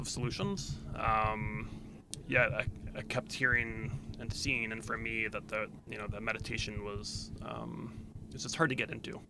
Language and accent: English; D.C., Virginia, United States; I grew up in Virginia on the near Washington, D.C.